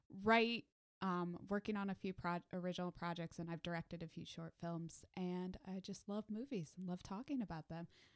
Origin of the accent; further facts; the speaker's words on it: Midwest, United States; now in Nashville, United States; I'm from the Midwest. I had to be trained out of saying pop